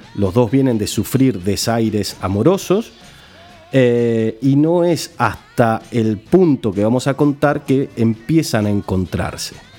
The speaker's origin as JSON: {"language": "Spanish", "country": "Argentina", "said": "somos los argentinos"}